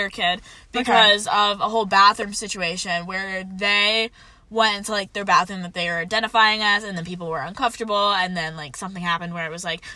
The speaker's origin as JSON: {"language": "English", "region": "Pennsylvania", "country": "United States", "said": "We are from Pennsylvania. I am from Pennsylvania"}